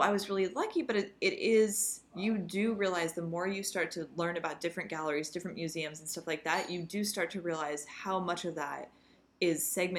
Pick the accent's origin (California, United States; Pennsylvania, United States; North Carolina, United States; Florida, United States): California, United States; Los Angeles; growing up in Los Angeles